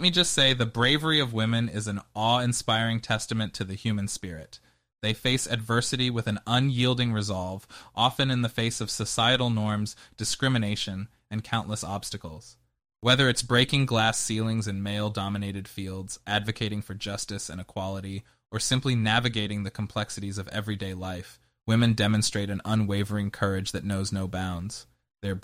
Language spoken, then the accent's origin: English; United Kingdom; there's a question mark at the end because I'm British.